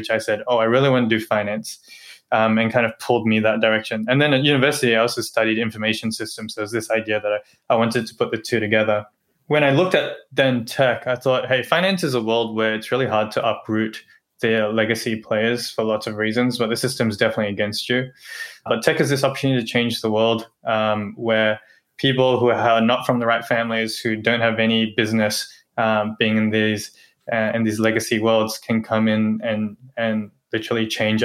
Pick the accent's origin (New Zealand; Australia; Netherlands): Australia; moved away as an adult; Growing up in Australia